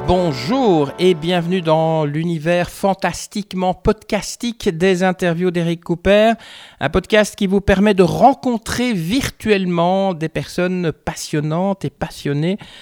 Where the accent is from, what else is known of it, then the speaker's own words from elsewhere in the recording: Brussels, Brussels-Capital Region, Belgium; je suis née à Etterbeek